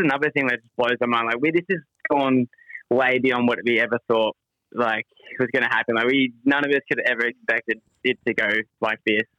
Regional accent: Australia; being an Aussie young grown, you just always dreamt of owning your own beer company

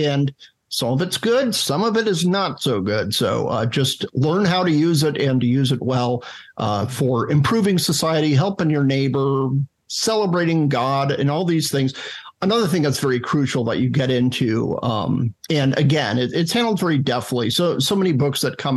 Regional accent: the Western states, United States; growing up in the Western states

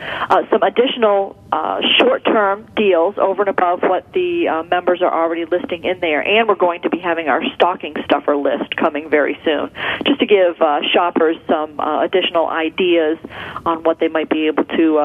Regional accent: Philadelphia, Pennsylvania, United States; now in Indianapolis, United States; No, I'm from Philadelphia, but my husband and I moved to Indianapolis 2 years ago.

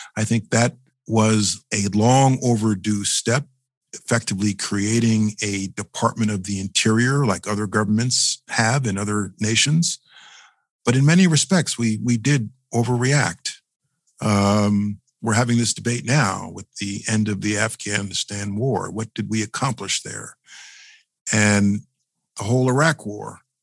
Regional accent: New York City, New York, United States; As a New Yorker, as a former assistant from the Southern District

